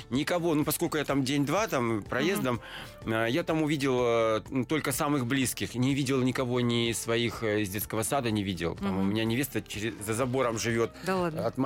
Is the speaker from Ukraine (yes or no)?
no; Kultuk, Irkutsk Oblast, Russia; born there; А, ну, это такой горо- городок Следянка, а есть возле Следянки есть Култук. Я там родился